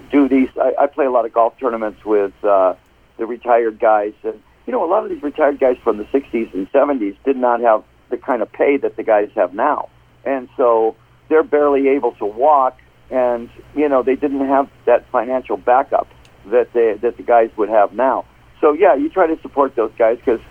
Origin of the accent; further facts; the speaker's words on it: Detroit, Michigan, United States; now in Phoenix, United States; I'm from Detroit